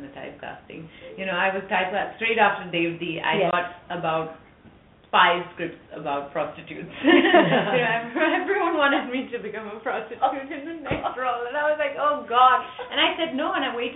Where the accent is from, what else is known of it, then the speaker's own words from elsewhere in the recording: Periyamudaliya Chavadi, Tamil Nadu, India; I am this white girl born and raised in Tamil Nadu in a small village called Periyamudaliya Chavadi. You know, speaking fluent Tamil.